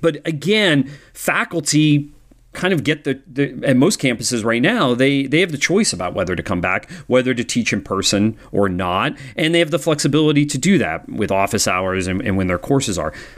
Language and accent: English; Washington, District of Columbia, United States; my hometown of, of Washington